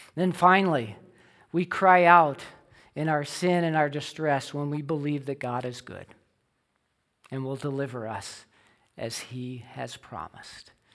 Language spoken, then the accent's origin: English; Illinois, United States; I grew up in Illinois